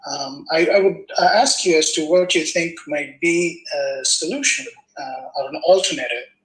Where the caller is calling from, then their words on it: Los Angeles, California, United States; Uh, yes, I'm from Los Angeles.